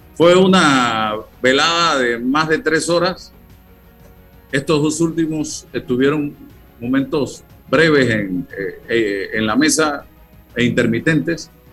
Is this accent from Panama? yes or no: yes; Panama; soy panameño, soy ciudadano, soy periodista